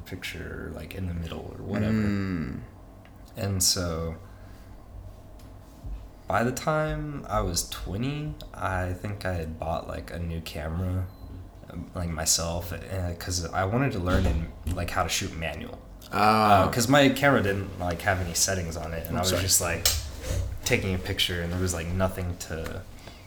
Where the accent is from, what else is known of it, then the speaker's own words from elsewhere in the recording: Amarillo, Texas, United States; also born or lived in Canyon, Texas; I was born and raised in Amarillo and went to school in Canyon